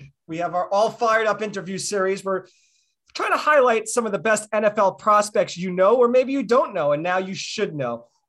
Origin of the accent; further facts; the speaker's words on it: New York City, New York, United States; Axel and I grew up in New York City